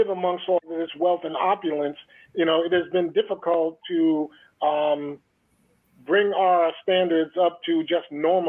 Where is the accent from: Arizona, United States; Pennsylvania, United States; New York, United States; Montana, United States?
New York, United States; Shinnecock Nation; we're a first contact tribe.